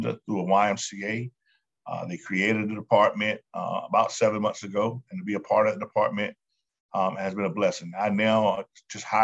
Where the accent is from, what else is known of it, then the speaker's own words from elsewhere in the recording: Raleigh, North Carolina, United States; I am originally from Raleigh, North Carolina